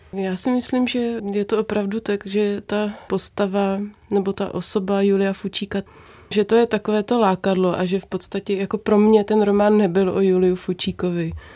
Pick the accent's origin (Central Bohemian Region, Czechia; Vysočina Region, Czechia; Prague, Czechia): Central Bohemian Region, Czechia; Brdy; v Brdech kde jsem se narodila, vyrůstala a žiju